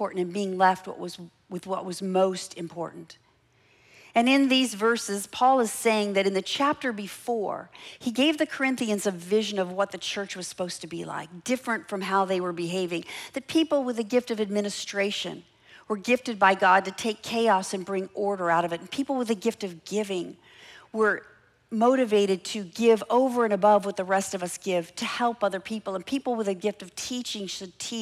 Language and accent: English; Los Angeles, California, United States; I grew up in Los Angeles